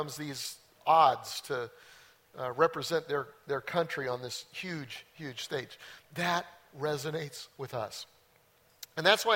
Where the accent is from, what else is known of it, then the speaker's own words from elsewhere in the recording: Denver, Colorado, United States; I grew up in Denver and went to Bear Creek High School.